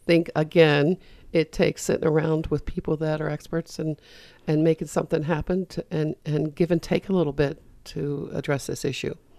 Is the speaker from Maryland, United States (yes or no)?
yes; Frederick, Maryland, United States; I grew up in Frederick and I watched the downtown Frederick area get boarded up